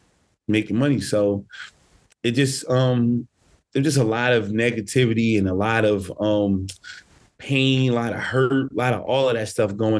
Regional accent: Newark, New Jersey, United States; I grew up in Newark, New Jersey, which is literally 15 minutes from New York City

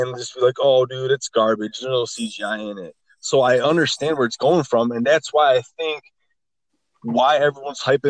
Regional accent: United States; I'm American

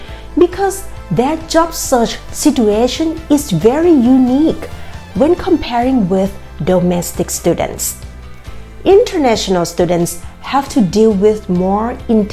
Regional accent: Bangkok, Thailand; moved away as an adult; now in United States; I grew up in Bangkok, Thailand, and when I moved to the US in 2014

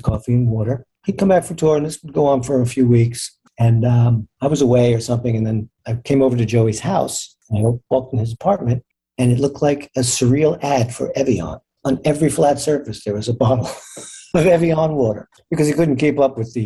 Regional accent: New Jersey shore, United States; we grew up in New Jersey on the shore

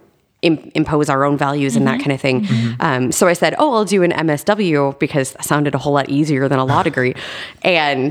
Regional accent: Pleasant Plains, Illinois, United States; moved away as an adult; now in St. Louis, United States; I grew up outside of Springfield, Illinois, a little farm town

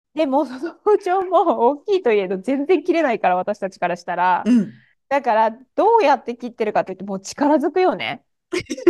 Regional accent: Japan; moved away as an adult; also born or lived in Germany; 私、まあ、日本で生まれてドイツでしばらく住んでっていう状況だったので

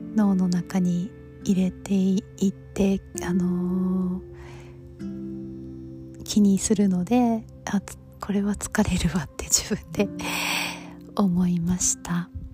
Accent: United States; 中学生からアメリカに住んでた

